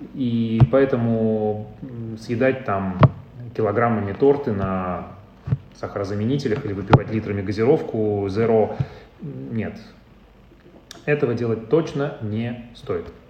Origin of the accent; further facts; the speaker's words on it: Urals, Russia; now in Moscow, Russia; я, я с Урала